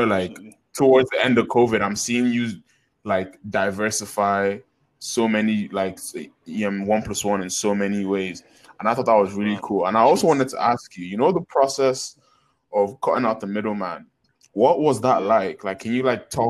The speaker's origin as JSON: {"language": "English", "country": "Nigeria", "said": "we're all Nigerian boys now"}